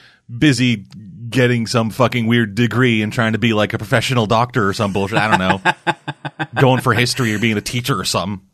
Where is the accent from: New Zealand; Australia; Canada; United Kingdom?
Canada; I'm from Canada